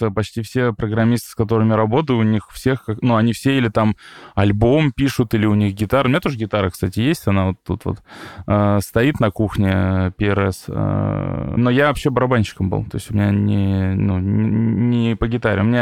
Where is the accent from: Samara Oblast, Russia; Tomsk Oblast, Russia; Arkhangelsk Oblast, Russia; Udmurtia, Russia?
Tomsk Oblast, Russia; Tomsk; я и сам из Томска, и там есть такой вот Томский университет систем управления радиоэлектроники, ТУСУР